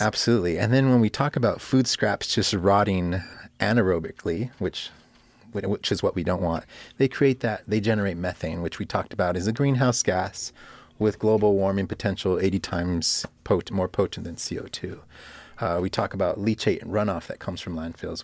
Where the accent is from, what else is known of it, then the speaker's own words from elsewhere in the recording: Los Angeles, California, United States; also born or lived in Miami, Florida; I'm born and raised in Los Angeles.